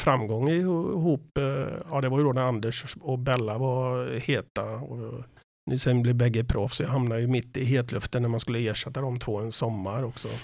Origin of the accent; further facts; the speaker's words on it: Borås, Västra Götaland, Sweden; Jag kommer från Borås, född på Sjöbo.